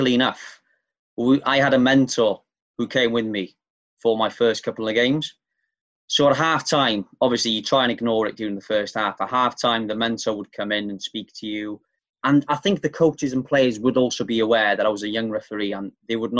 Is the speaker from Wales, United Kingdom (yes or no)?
yes; near Caernarfon, Wales, United Kingdom; the village where we grew up near Carnarvon